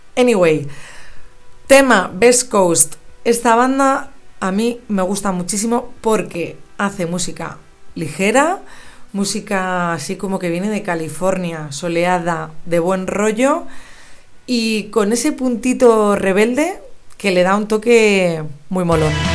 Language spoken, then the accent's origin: Spanish; Madrid, Community of Madrid, Spain; moved away as an adult; also born or lived in London; estar grabando desde mi ciudad natal ya que he regresado de Londres hace unas semanas y, estoy aquí en Madrid